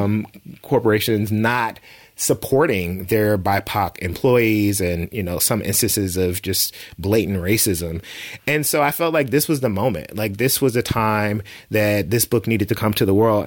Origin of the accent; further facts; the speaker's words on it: the South, United States; growing up in the South